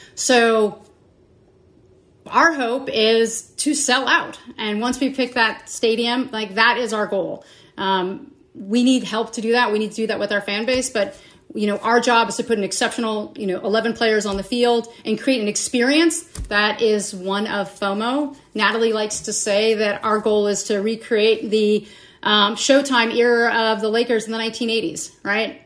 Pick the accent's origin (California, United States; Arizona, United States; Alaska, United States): California, United States; Los Angeles; also born or lived in St. Louis; born and raised in Los Angeles